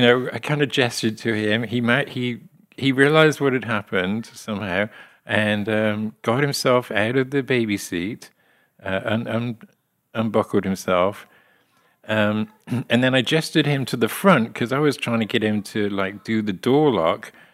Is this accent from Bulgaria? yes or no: no; Lydney, South West England, United Kingdom; now in West Plains, United States; my hometown of Lydney in, uh, Gloucestershire